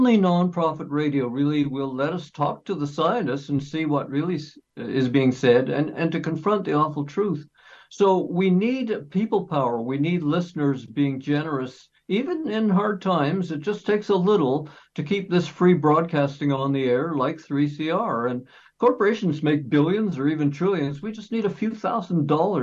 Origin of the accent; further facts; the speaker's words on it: Canada; I can tell you as a Canadian